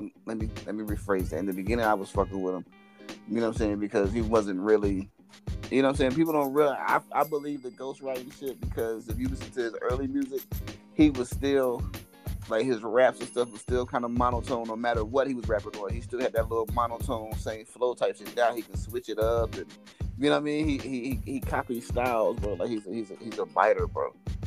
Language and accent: English; Virginia, United States; now in Texas, United States; I'm from Virginia.